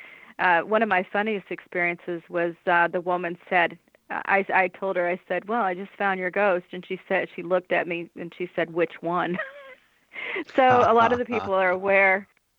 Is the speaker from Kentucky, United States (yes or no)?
no; Massachusetts, United States; now in Indiana, United States; I come from Massachusetts, where there were a lot of opportunities for people who are interested in the paranormal to experience it firsthand. And I haven't found that much in Indiana since I've been back.